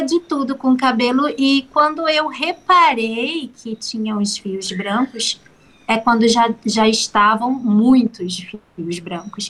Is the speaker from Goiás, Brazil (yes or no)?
no; São Gonçalo, Rio de Janeiro, Brazil; moved away as an adult; now in Ubatuba, Brazil; eu sou carioca, lá de São Gonçalo, do Rio de Janeiro, mas tem sete anos que eu vim morar aqui nesse paraíso, Ubatuba.